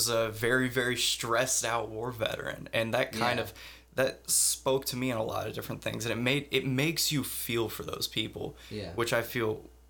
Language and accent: English; Madison, Ohio, United States; born or raised there